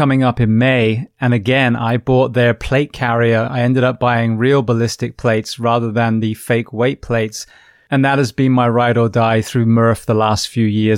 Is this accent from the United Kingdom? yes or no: yes; Bath, South West England, United Kingdom; moved away; I'm from Bath originally, so West Country